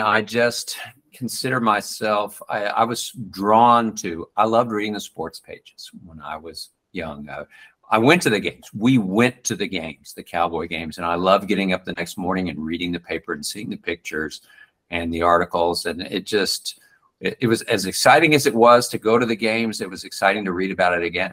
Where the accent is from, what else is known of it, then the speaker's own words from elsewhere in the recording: Dallas, Texas, United States; I grew up in Dallas in the 1950s and the 60s